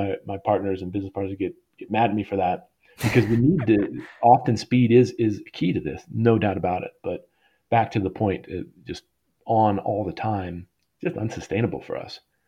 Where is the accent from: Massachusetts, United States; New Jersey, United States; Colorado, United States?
Colorado, United States; I grew up in Colorado.